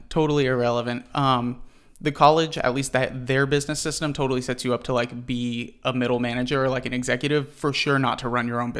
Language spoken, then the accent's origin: English; La Mesa, California, United States; I was actually born and raised in La Mesa. So I'm actually a San Diego native.